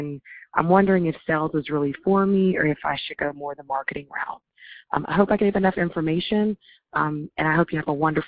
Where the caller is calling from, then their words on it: Atlanta, Georgia, United States; I'm calling from Atlanta. I love your podcast, by the way. Hope you're safe and well during this time. Just a quick question. I'm actually 27 years old.